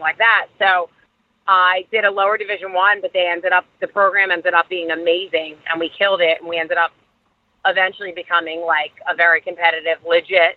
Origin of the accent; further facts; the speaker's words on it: Philadelphia, Pennsylvania, United States; I'm from Philadelphia. I'm from Delaware County